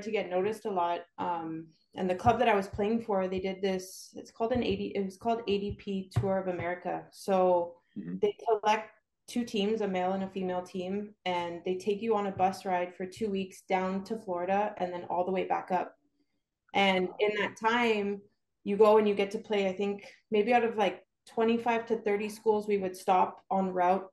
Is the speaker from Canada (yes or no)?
yes; Canada; moved away as an adult; now in Brownsville, United States; I'm actually from Canada, born and raised